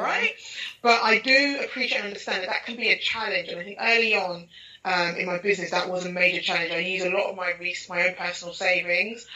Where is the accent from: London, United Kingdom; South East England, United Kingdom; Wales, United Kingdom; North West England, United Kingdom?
London, United Kingdom; in East London, Hackney, uh, Nigerian parentage